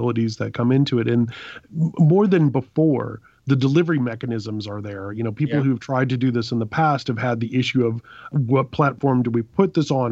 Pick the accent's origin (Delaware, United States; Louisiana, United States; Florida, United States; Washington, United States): Louisiana, United States; I'm from Louisiana